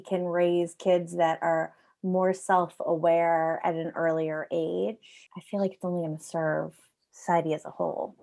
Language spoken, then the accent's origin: English; New York, United States; I am American, and so I, I was in kindergarten in, in, you know, New York State